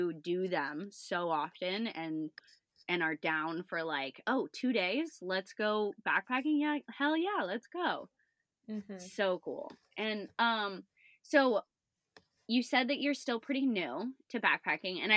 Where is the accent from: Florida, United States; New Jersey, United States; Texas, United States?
Florida, United States; now in Washington, United States; me growing up in Florida